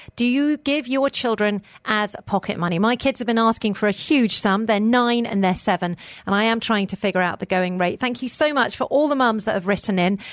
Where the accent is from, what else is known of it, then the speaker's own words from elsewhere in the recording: United Kingdom; now in Dubai, United Arab Emirates; I'm British, so is my husband